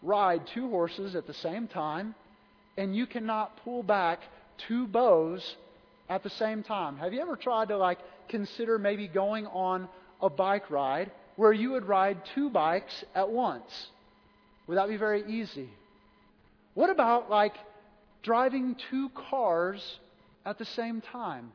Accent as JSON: {"language": "English", "town": "Wentzville", "region": "Missouri", "country": "United States", "said": "I'm from Wentzville"}